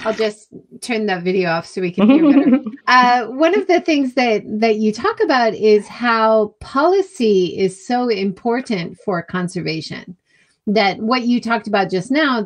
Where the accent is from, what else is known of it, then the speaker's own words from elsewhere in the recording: Hawaii, United States; moved away; I grew up in Hawaii.